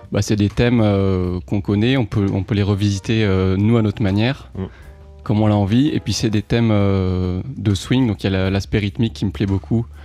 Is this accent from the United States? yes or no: yes; New York, United States; moi je viens de New York